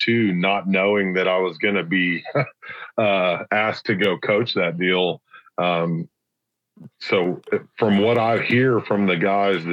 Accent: Central Texas, United States; I grew up here in Central Texas.

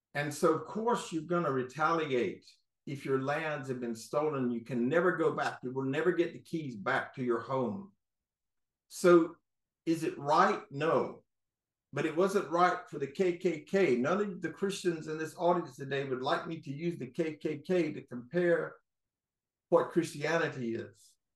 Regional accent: North Carolina, United States; now in Florida, United States; I'm from North Carolina, seven generation

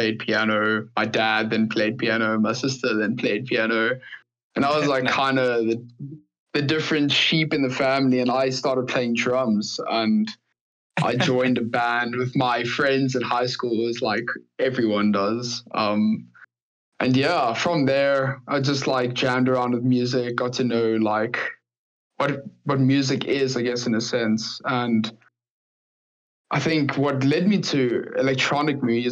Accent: South Africa; I'm from South Africa

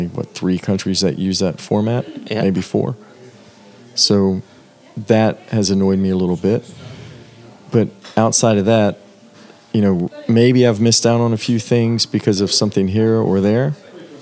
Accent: Southern US, United States; accent: Southern; I'm from a state that used to couldn't buy alcohol on Sundays

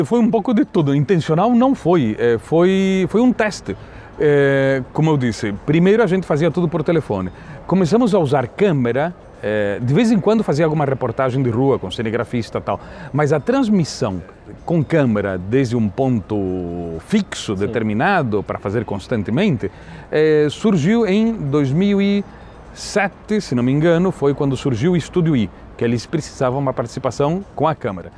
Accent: Londrina, Paraná, Brazil; also born or lived in Buenos Aires, Argentina / São Paulo / Governador Valadares; eu me criei em Londrina, eh, Londrina é a minha cidade

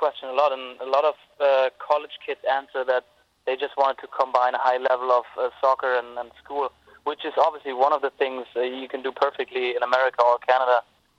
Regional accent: Cologne, North Rhine-Westphalia, Germany; moved away as an adult; also born or lived in Des Moines; I'm a huge Cologne fan. It's my hometown.

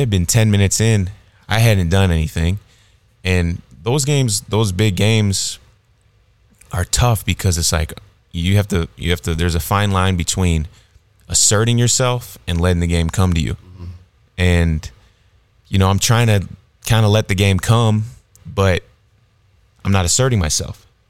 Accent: Illinois, United States; moved away; also born or lived in South Dakota / Texas; I grew up in Illinois

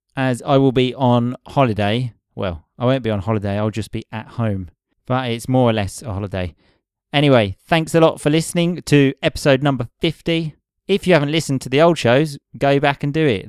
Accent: England, United Kingdom; moved away; also born or lived in Rome; I have to make the step from being an English hooligan

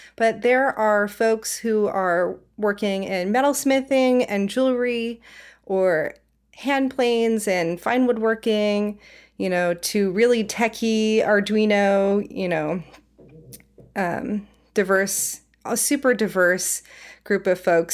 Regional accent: Silicon Valley, California, United States; moved away as an adult; also born or lived in Savannah, Georgia; now in Portland, United States; I'm originally from the Silicon Valley, though, so I kind of grew up in, you know, uh, Apple, Google, Facebook upbringing

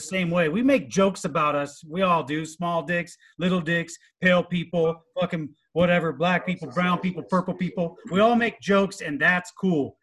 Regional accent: Southern California, United States; I was born and raised in Southern California

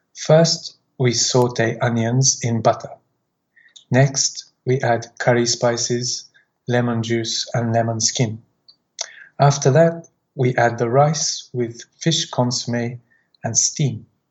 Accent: Wales, United Kingdom; now in Gifu, Japan; This is my hometown's local breakfast my hometown is next to the sea

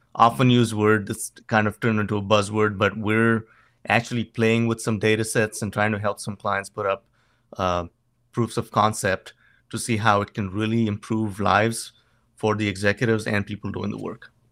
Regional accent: Goa, India; moved away as an adult; now in United States; in Goa, my hometown

